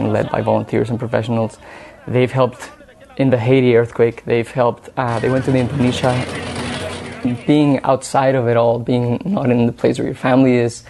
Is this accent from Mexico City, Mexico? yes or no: yes; Mexico City, Mexico; moved away as an adult; now in Vancouver, Canada; I grew up in Mexico City. I spent 25 years of my life there